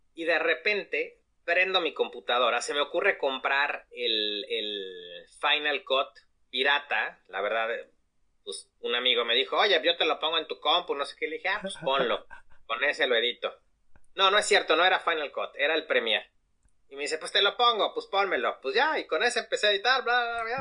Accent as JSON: {"language": "Spanish", "country": "Mexico", "said": "Como mexicanos"}